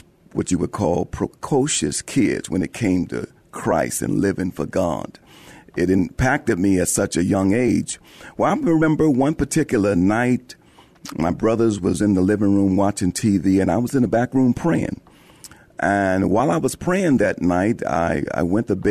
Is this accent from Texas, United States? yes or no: yes; San Antonio, Texas, United States; I am originally from San Antonio. I was born here.